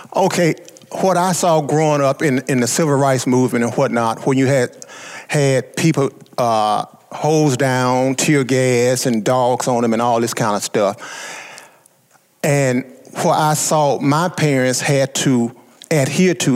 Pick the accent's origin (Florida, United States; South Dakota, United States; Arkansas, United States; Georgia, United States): Arkansas, United States; Southeast; being born uh, in Southeast Arkansas and being African American at the time